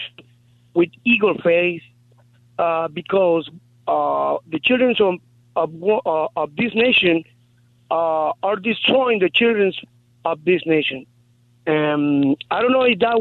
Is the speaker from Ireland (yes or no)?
no; Guatemala; moved away; I'm from Guatemala